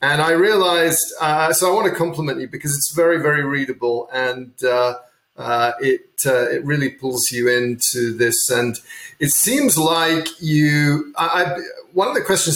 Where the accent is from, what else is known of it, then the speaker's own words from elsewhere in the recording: England, United Kingdom; I grew up in England